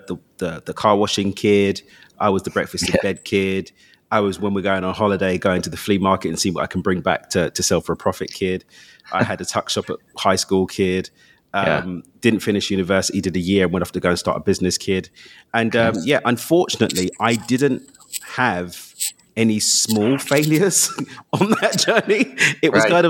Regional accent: London, United Kingdom; Born and raised in East London

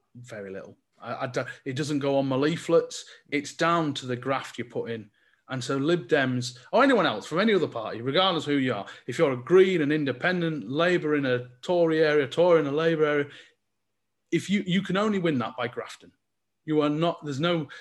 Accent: Cumbria, North West England, United Kingdom; now in Lancashire, United Kingdom; I'm from just the other side of the Scottish border when I was born in Cumbria

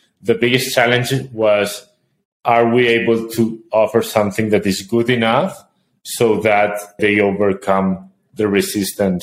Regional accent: Spain; moved away as an adult; now in Colombia; We are both from Spain

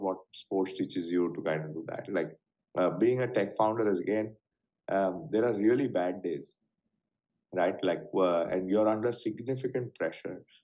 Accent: Mumbai, Maharashtra, India; growing up in Bombay

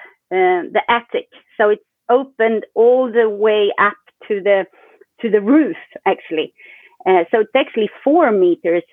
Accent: Sweden; I'm from Sweden. I live in Sweden and I live in Stockholm

